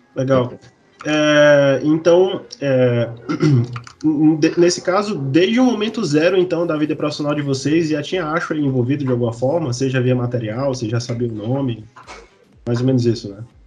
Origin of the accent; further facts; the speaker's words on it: Piauí, Brazil; eu sou do Piauí